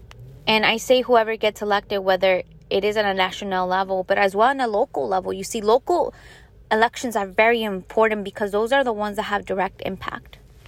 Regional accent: Chicago, Illinois, United States; now in Staten Island, United States; I was born and raised in the south side of Chicago, and then I ended up moving here in Staten Island, New York

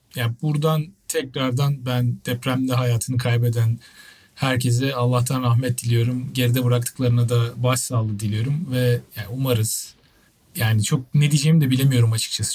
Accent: Turkey; moved away as an adult; now in United Kingdom; ben Türk'üm diyeceğim yani bu, bu kadar basit hani ben Türkiye'den geldim

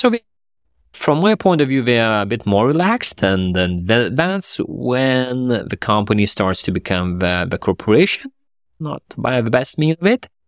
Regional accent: Lithuania; myself and then my co-founder, we are from Lithuania

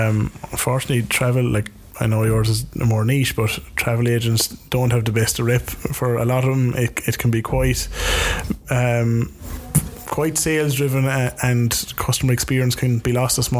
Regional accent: Cork, Munster, Ireland; I said I was from Cork

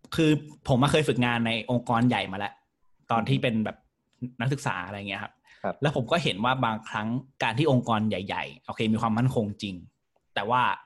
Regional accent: Prachuap Khiri Khan, Thailand; now in Bangkok, Thailand; บ้านผมอยู่ไกล ผมอยู่ประจวบ

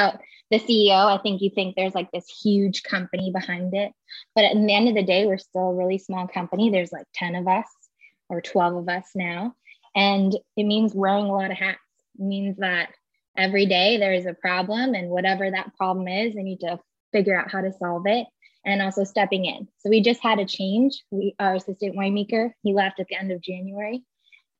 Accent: Long Island, New York, United States; moved away as an adult; now in Napa, United States; I grew up on Long Island in New York in the suburbs.

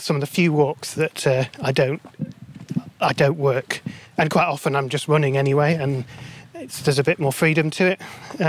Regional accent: Sheffield, Yorkshire and the Humber, United Kingdom; I'm from Sheffield originally. So grew up in a very similar landscape to this, really.

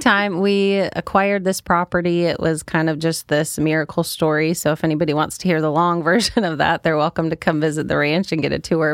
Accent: Oregon, United States; born or raised there; also born or lived in Minnesota

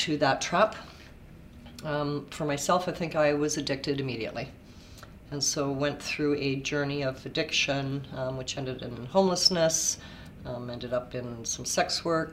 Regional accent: Winnipeg, Manitoba, Canada; moved away as an adult; now in Kelowna, Canada; Born and raised in Winnipeg

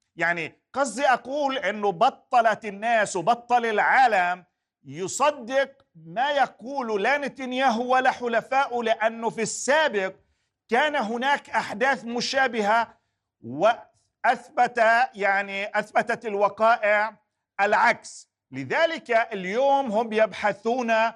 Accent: Palestine; لحق بنا كفلسطينيين

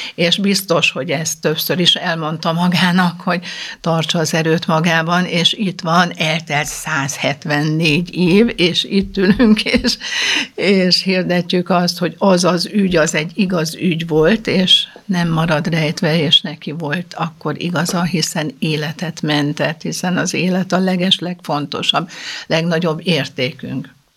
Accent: Budapest, Hungary; Egy nagyon jó budai iskolába jártunk, négyen testvérek

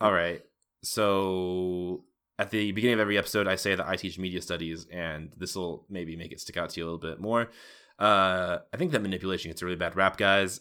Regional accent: United States; I'm an American

